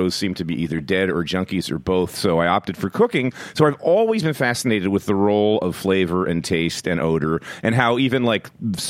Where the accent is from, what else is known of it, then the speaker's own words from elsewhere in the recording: Philadelphia, Pennsylvania, United States; moved away as an adult; also born or lived in Manhattan, New York; now in New York, United States; I was born and raised in Philadelphia